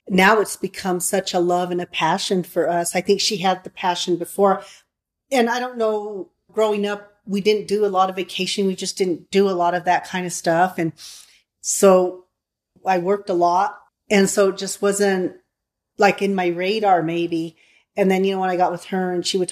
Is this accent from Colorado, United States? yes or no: yes; San Luis Valley, Colorado, United States; I grew up in the San Luis Valley where that's what you did